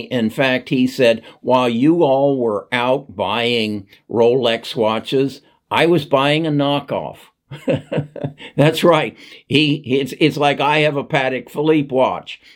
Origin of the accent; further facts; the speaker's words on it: Indianapolis, Indiana, United States; I grew up in Indianapolis